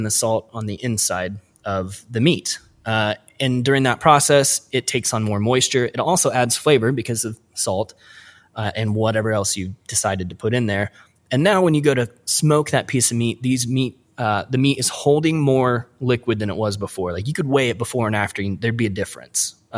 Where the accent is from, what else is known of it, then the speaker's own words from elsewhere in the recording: Midwest, United States; also born or lived in Portland; us Midwest kids